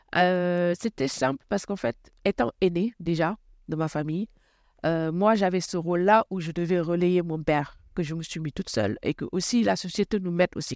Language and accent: French; Rufisque, Dakar, Senegal; moved away as an adult; now in Clamart, France; Je suis née à Rufisque, c'est une, euh, ville euh, très traditionnelle, à 27 km de Dakar